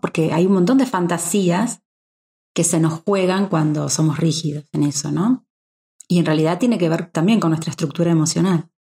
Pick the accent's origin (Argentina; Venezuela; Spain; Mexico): Argentina; moved away; yo que vengo de un país como Argentina